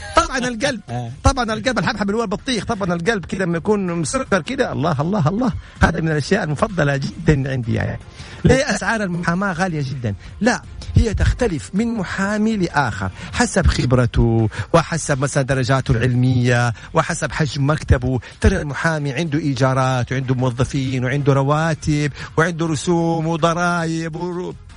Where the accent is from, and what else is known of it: Saudi Arabia